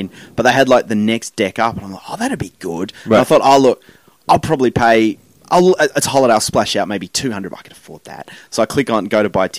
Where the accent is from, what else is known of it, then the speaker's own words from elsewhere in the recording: Tasmania, Australia; now in Sydney, Australia; I come from Tasmania and I moved to Sydney.